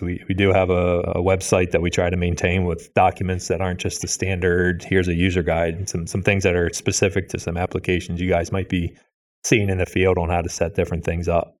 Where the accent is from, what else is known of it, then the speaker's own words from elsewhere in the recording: Pennsylvania, United States; I'm from Pennsylvania